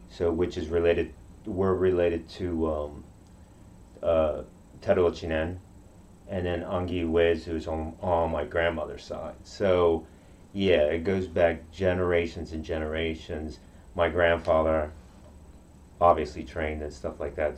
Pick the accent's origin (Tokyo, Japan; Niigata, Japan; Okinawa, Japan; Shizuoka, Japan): Okinawa, Japan; first language Japanese; English is a second language; now in United States; I grew up in Okinawa